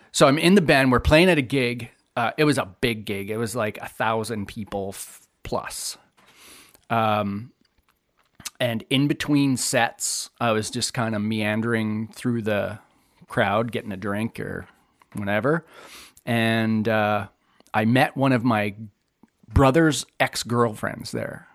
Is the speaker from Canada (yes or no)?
yes; The Pas, Manitoba, Canada; I grew up in the Paw